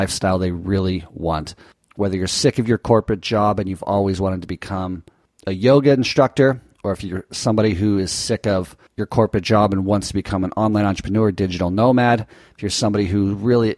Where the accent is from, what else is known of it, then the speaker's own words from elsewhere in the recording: United States; as an American citizen